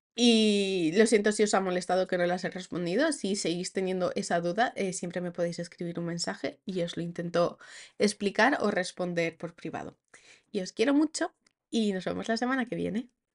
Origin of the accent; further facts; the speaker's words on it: Asturias, Spain; first language Spanish; moved away as an adult; Donde nací, nací en Asturias